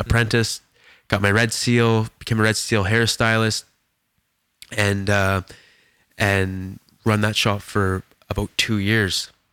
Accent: Edson, Alberta, Canada; moved away as an adult; now in Kelowna, Canada; went back to my hometown, and, um, and ended up, um, cutting hair that day in my shop back in Edson

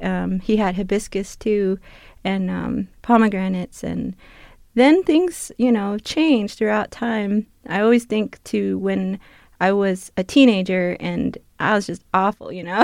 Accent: New Fields, Arizona, United States; moved away; I'm from the Tana Autumn Nation. I am Tana Autumn, and I come from a village called Newfield

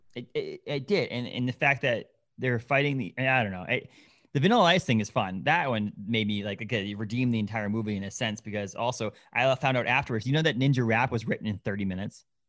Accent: New England, United States; I grew up in New England

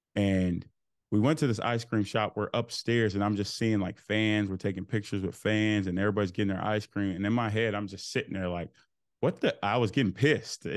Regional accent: Fort Worth, Texas, United States; I grew up Fort Worth, Texas.

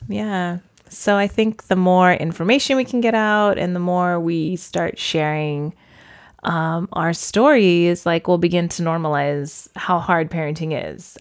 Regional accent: Porterville, California, United States; moved away as an adult; I actually grew up in a town called Porterville

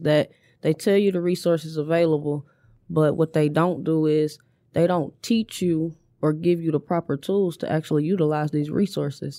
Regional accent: Inkster, Michigan, United States; born and raised on Oakwood

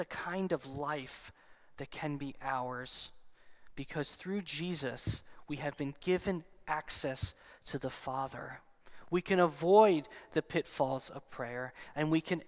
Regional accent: New Jersey, United States; I'm also still from New Jersey

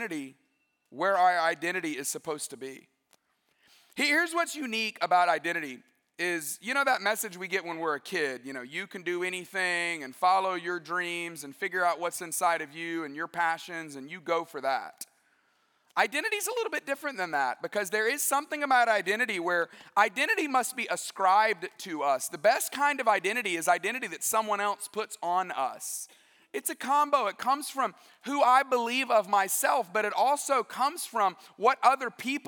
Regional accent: West Alabama, United States; I grew up in West Alabama

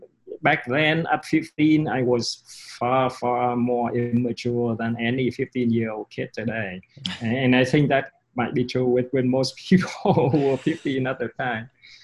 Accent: London, United Kingdom; born there; So it so happens that I was born in London.

